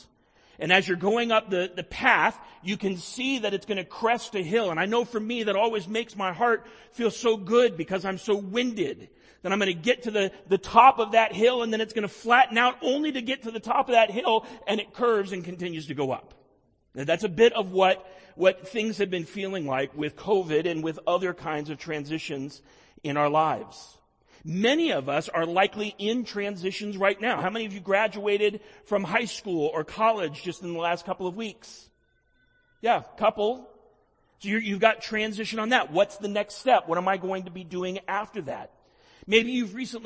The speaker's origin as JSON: {"language": "English", "town": "Miami", "region": "Florida", "country": "United States", "tie": "born or raised there", "moved": "yes", "said": "I grew up in Miami"}